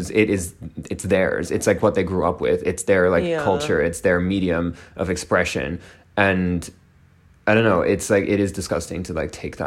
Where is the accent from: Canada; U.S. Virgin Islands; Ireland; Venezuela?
Ireland; I'm Irish